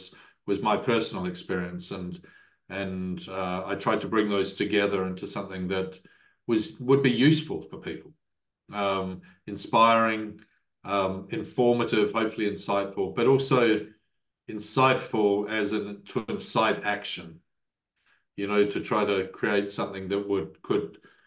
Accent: New Zealand; as a New Zealander

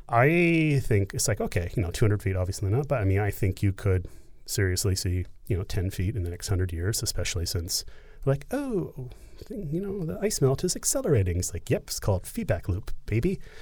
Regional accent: Canada; I'm Canadian

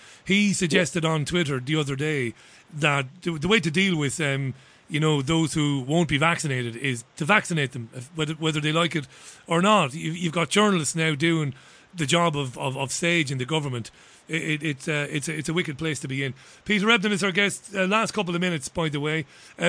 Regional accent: Waterford, Munster, Ireland; I would have seen in Ballybeg in Waterford when I grew up in Ballybeg in the early 80s before moving to another part of Waterford, Browns Road in Waterford.

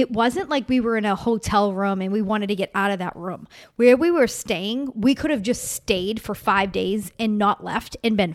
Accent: East Coast, United States; I but we're also from the East Coast, so we get it.

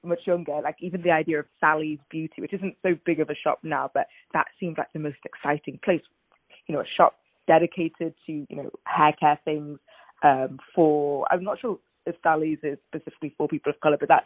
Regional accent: England, United Kingdom; moved away as an adult; also born or lived in Nigeria; now in New York, United States; I was born in Nigeria, but moved to the UK as a baby. So I grew up mainly in England

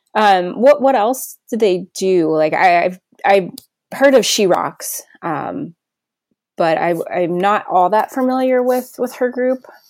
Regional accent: New Jersey, United States; I grew up in New Jersey, so I was really close to New York

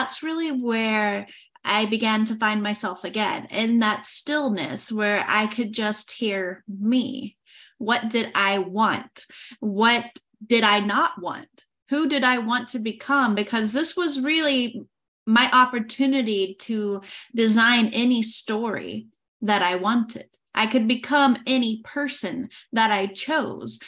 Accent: Oklahoma, United States; moved away as an adult; now in France; I am originally from Oklahoma and I moved to France in 2018.

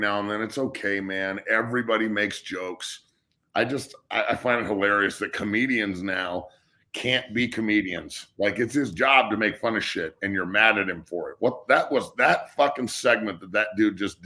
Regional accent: United States; I'm from the United States

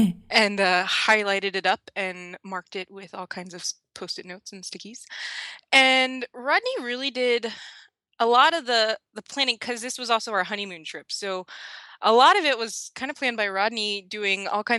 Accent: East Coast, United States; now in Seattle, United States; we're both from the East Coast, so our family would have to travel no matter where we would go, because we're in Seattle, Washington.

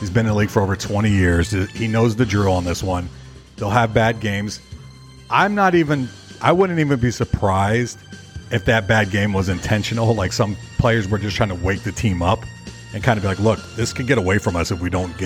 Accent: Tampa, Florida, United States; my hometown Tampa Bay Buccaneers

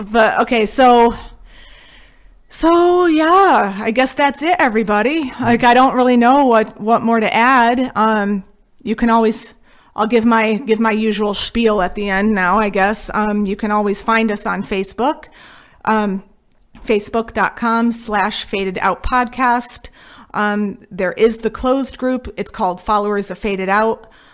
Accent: Connecticut, United States; we are from Connecticut

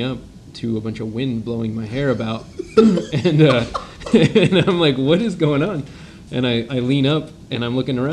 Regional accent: St. Maries, Idaho, United States; also born or lived in Lotus, California / Auburn, California; I grew up in a small town in Gold Country called Lotus. I was born in Auburn, California, and when I was in the third grade, my family moved us to St. Mary's, Idaho, which is an even smaller town in the panhandle of Idaho

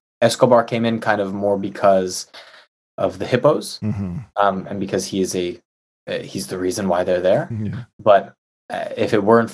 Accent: New York, United States; I said New York

